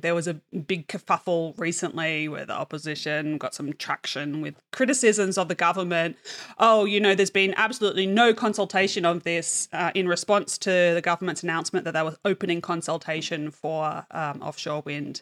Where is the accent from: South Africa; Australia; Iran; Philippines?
Australia; also born or lived in Denmark; as an Australian